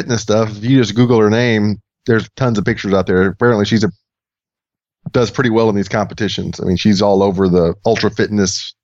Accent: Texas, United States; I'm from Texas and I'm white

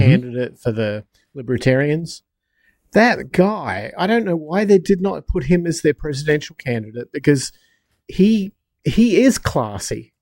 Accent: United States; I'm an American.

